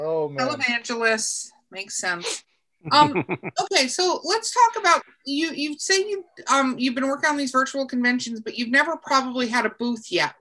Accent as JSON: {"language": "English", "country": "United States", "said": "we're American"}